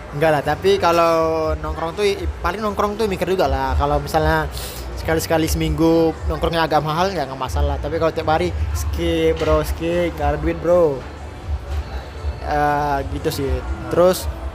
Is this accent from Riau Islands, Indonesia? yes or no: yes; Batam, Riau Islands, Indonesia; moved away as an adult; aku dari Batam